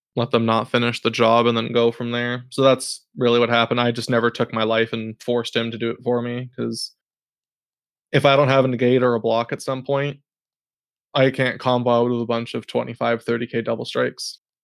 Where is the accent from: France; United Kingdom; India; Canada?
Canada; we're all from Canada